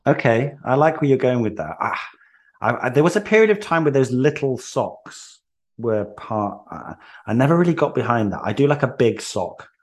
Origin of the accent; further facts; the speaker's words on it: Wales, United Kingdom; moved away as an adult; now in England; I was born in England, but I moved to Wales when I was three. So I, I grew up in Wales.